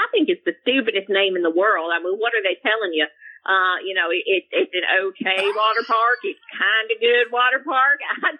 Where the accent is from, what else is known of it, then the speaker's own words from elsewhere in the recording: Texas, United States; You know, we're from Texas